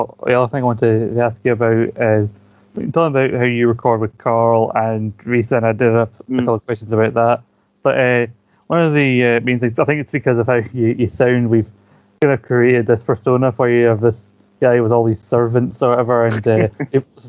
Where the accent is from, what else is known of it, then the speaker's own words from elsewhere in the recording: Scotland, United Kingdom; moved away; I'm the Scottish one